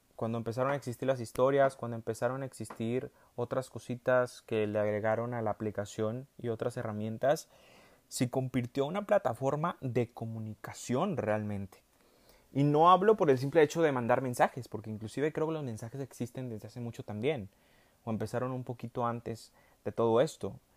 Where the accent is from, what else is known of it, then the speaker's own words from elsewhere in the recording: Monterrey, Nuevo León, Mexico; accent: regio; hablé como muy regio, en Monterrey